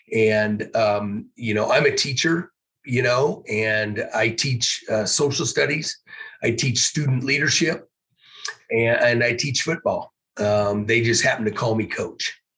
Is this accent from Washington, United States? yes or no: yes; Issaquah, Washington, United States; Growing up in Issaquah, I always liked the east side